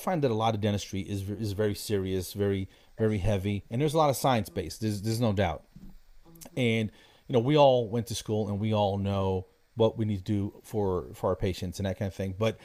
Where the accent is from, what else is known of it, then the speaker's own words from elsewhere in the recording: Passaic, New Jersey, United States; now in Atlanta, United States; I grew up in New Jersey